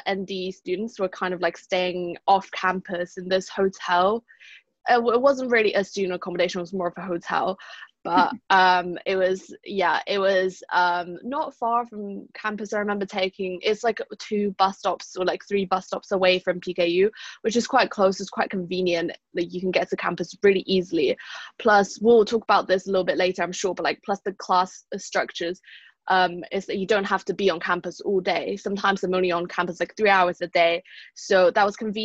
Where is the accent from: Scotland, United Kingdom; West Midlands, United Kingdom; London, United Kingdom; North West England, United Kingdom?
London, United Kingdom; moved away as an adult; also born or lived in Malaysia; now in South Bend, United States; I lived and was educated in London, England before, up until summer 2019.